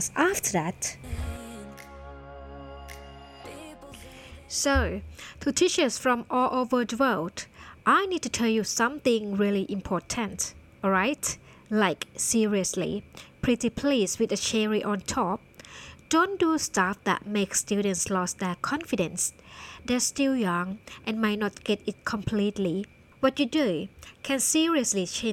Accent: Thailand; first language Thai; English is a second language; I went to a public school in Thailand, not an international one

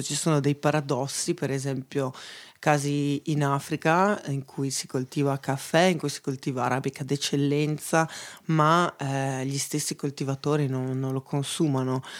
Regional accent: Veneto, Italy; moved away as an adult; also born or lived in Copenhagen / Pollenzo; now in Bra, Italy; da buona veneta

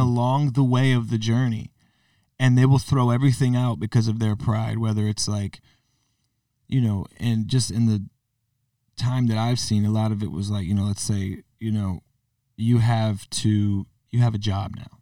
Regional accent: Connecticut, United States; growing up in Connecticut

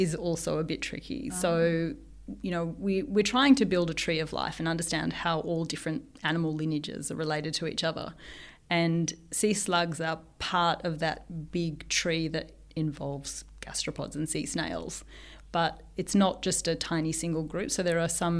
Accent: Melbourne, Victoria, Australia; moved away as an adult; also born or lived in Brisbane; I grew up in Melbourne, but I did my PhD in Brisbane

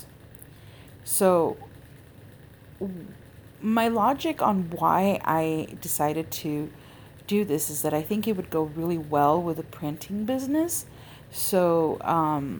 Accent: California, United States; my home state of California

